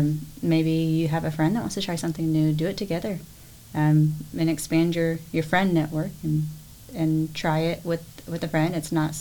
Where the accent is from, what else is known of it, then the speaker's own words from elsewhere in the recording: Willis, Texas, United States; also born or lived in College Station, Texas; I grew up in Willis, but at the time my father worked in College Station.